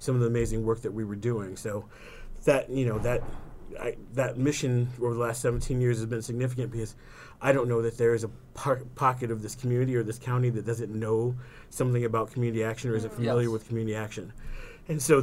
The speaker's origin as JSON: {"language": "English", "town": "Beloit", "region": "Wisconsin", "country": "United States", "tie": "born or raised there", "moved": "as an adult", "said": "I was born and raised in Beloit"}